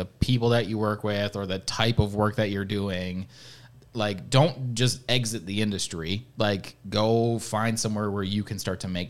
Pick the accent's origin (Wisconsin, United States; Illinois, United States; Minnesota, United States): Wisconsin, United States; central; my hometown drives me nuts